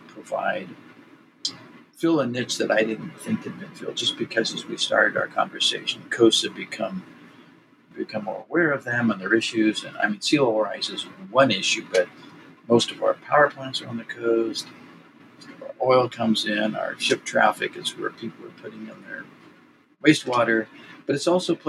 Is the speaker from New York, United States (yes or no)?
no; Southern California, United States; I grew up in Southern California